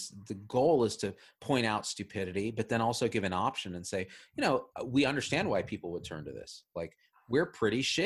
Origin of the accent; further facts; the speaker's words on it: Clovis, California, United States; I grew up in the Central Valley, Clovis